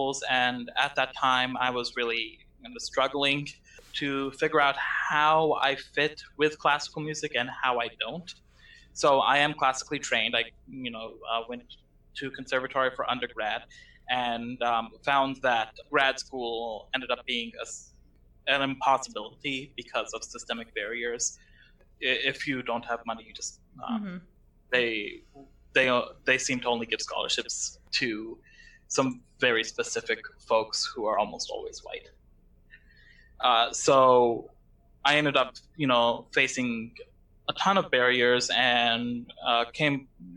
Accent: Lebanon; I am from Lebanon

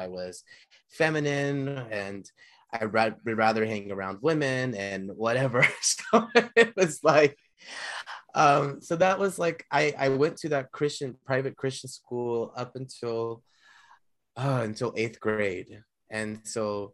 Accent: Chino Hills, California, United States; also born or lived in Ontario, California / Inland Empire, California; now in Hollywood, United States; I grew up in Chino, California, Chino okay. Hills, Ontario, and the Inland Empire, California

